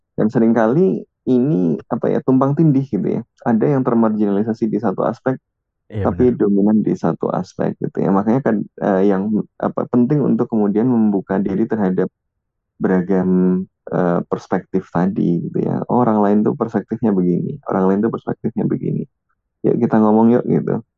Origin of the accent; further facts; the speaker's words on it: Java, Indonesia; moved away; also born or lived in Depok; gue orang Jawa